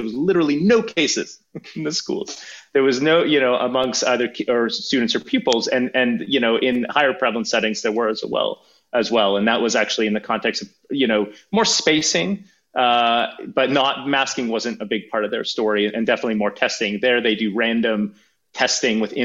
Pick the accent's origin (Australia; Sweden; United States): Sweden; now in Canada; I grew up in Sweden, I'm a Swedish and Canadian citizen